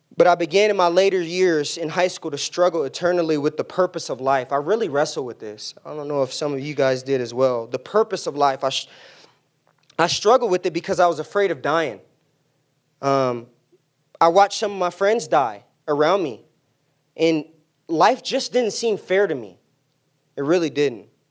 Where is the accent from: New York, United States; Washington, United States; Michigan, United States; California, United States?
California, United States; San Diego; moved away; I grew up in San Diego in an immediate family of four.